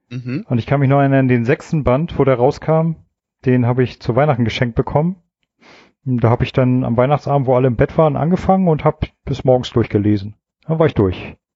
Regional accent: East Germany, Germany; ich bin ja in der DDR

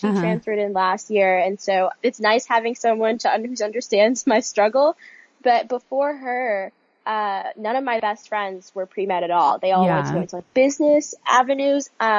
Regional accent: New York City, New York, United States; Yes, I'm from New York City.

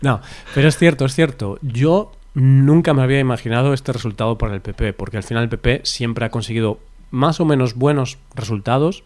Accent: Spain; somos españoles

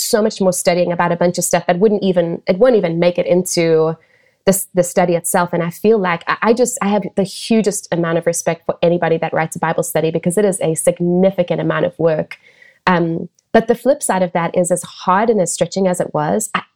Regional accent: South Africa; moved away; where I was raised in South Africa

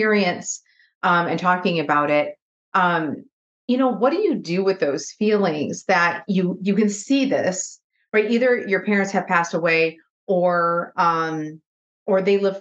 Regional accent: Michigan, United States; moved away as an adult; also born or lived in Nashville, Tennessee; I'm from Michigan and lived in outside of Nashville, like I was mentioning, for 17 years.

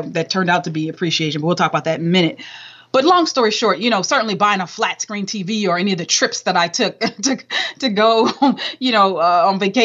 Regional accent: Southern California, United States; I was raised in Southern Cal

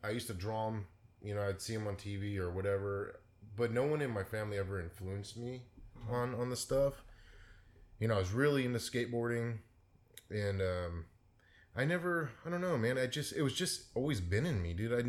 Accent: San Mateo, California, United States; in the Bay Area, yeah, mostly in San Mateo

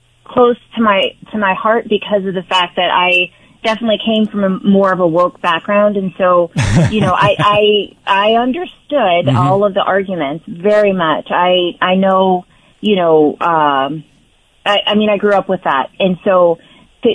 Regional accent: Midwest, United States; moved away as an adult; also born or lived in Korea; now in New Jersey, United States; I grew up in the Midwest area, but my family is now in Florida

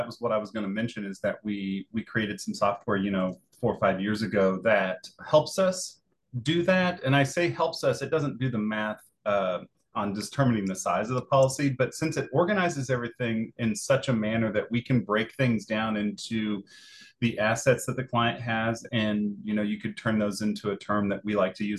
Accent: Kansas, United States; You know, I came from South Central Kansas where the culture was much bigger

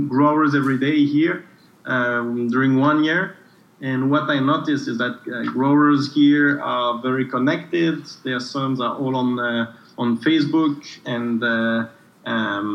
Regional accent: Switzerland; also born or lived in Geneva / Brazil; I come from Switzerland

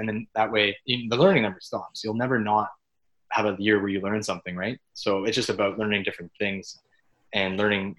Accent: Orillia, Ontario, Canada; my hometown of Orillia

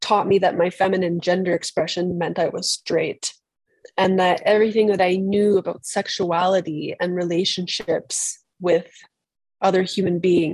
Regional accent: British Columbia, Canada; moved away as an adult; now in Berlin, Germany; originally from British Columbia, as I said, on the west coast of Canada, where I am right now

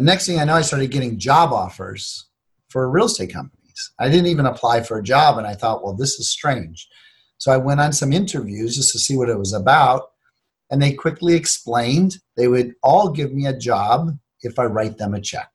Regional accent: Cleveland, Ohio, United States; I grew up in Cleveland, Ohio.

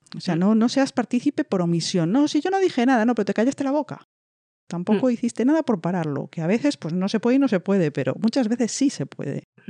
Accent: Spain; siendo española

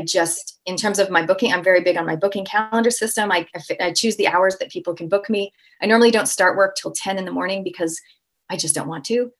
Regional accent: Toronto, Ontario, Canada; now in New Zealand; I'm a Canadian Kiwi, so I'm born and raised in Canada, Toronto, and I actually live in New Zealand, so I have not picked up the accent as of yet.

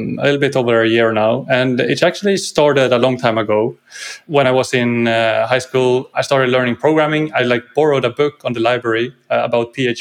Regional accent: Sweden; from Sweden, living just outside Stockholm on the countryside

